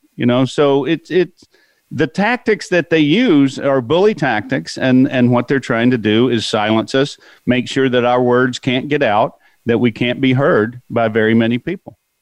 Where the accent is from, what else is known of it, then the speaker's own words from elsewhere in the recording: California, United States; I'm from California